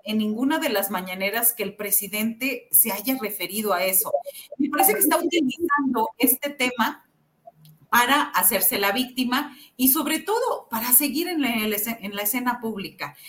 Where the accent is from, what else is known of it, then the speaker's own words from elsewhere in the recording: Xicoténcatl, Tamaulipas, Mexico; somos los dos de Jicotenca, Tamaulipas